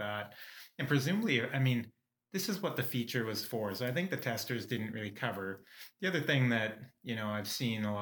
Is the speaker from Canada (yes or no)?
yes; Canada; we're Canadian